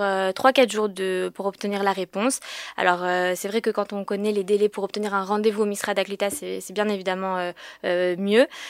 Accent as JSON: {"language": "French", "town": "Paris", "region": "Île-de-France", "country": "France", "moved": "yes", "lives_now": "Israel", "said": "je viens de France, je viens de Paris"}